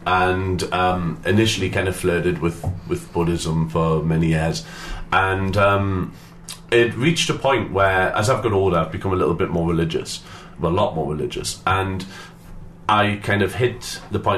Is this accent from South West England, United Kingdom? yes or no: no; Newcastle upon Tyne, North East England, United Kingdom; accent: Geordie; I'm from Newcastle